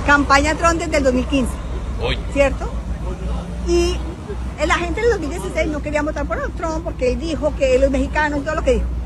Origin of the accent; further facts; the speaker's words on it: Colombia; now in United States; Yo vengo, yo vengo de Colombia.